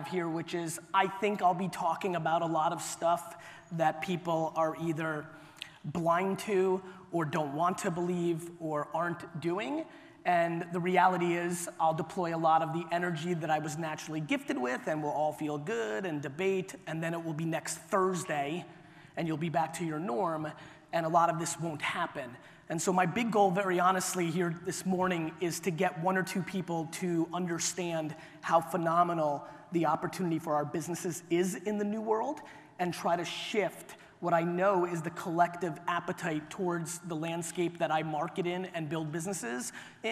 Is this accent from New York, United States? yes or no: yes; New York City, New York, United States; also born or lived in Soviet Union / Clark, New Jersey; I was born in the Soviet Union. I came to the US when I was 3. We were ridiculously poor. My family lived in a studio apartment in Queens, New York